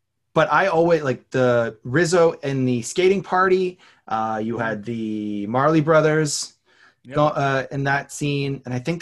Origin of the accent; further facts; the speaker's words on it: Canada; I'm Canadian